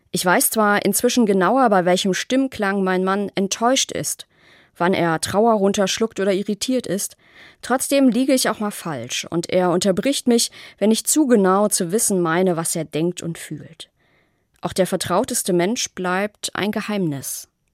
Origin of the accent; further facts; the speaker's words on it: Rhineland, Germany; mir als Rheinländerin